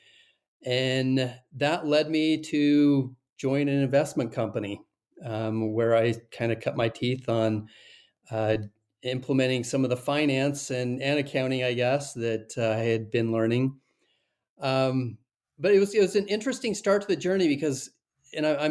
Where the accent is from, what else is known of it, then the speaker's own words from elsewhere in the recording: Salt Lake City, Utah, United States; I'm from Salt Lake City, Utah, and went to the University of Utah.